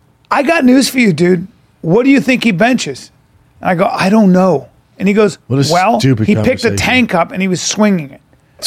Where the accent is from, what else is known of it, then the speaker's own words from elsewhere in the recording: Aurora, Colorado, United States; We're just from Aurora.